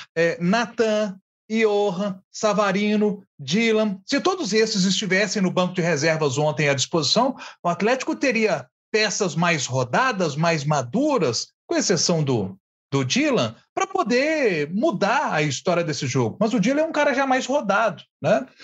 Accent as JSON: {"language": "Portuguese", "town": "Matozinhos", "region": "Minas Gerais", "country": "Brazil", "said": "do pessoal lá da minha terra, de Matozinhos"}